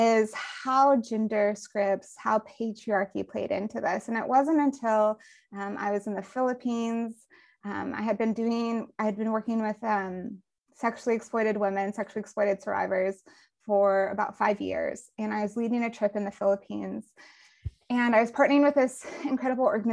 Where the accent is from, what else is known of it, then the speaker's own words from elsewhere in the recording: Colorado, United States; now in Georgia, United States; I grew up in Colorado and in the suburbs of Colorado.